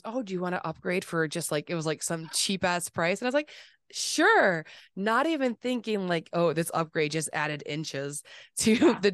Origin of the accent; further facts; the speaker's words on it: Springfield, Massachusetts, United States; I'm from Springfield. I'm on the west